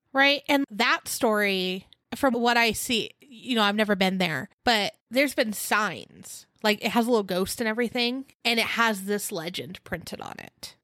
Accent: California, United States; we're from California

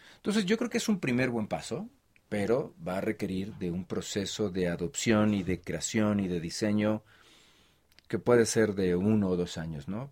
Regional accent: Mexico; como mexicanos

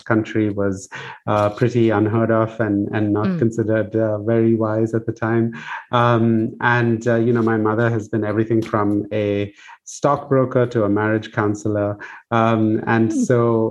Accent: Bangalore, Karnataka, India; moved away as an adult; also born or lived in United States; I grew up in Bangalore in India.

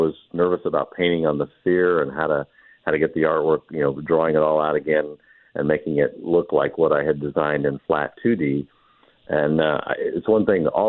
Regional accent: Marion, Indiana, United States; I was born in Marion

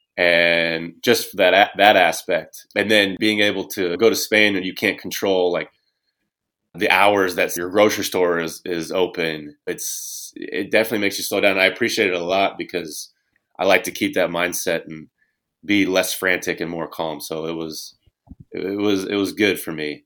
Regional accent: Indiana, United States; growing up in Indiana

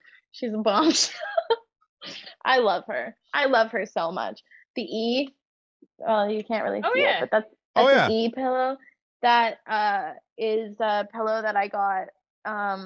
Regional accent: Toronto, Ontario, Canada; they filmed it in my hometown

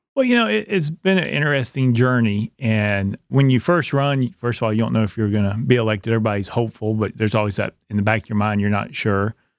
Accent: Knoxville, Tennessee, United States; also born or lived in Oak Ridge, Tennessee; now in Cumberland County, United States; I grew up in Knoxville, went to high school there, finished high school in Oak Ridge

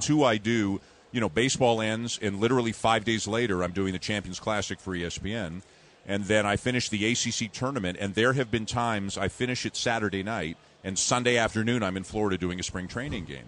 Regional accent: Toronto, Ontario, Canada; All I wanted to do was get a job in Toronto. That's my hometown. I just wanted to work in the city that I grew up

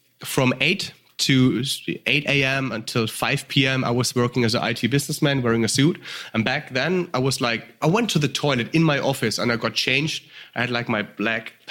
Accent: Germany; accent: German; English is a second language; The audience might hear the accents. I'm from Germany

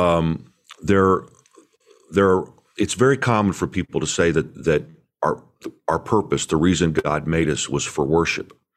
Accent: Indiana, United States; I grew up in Indiana

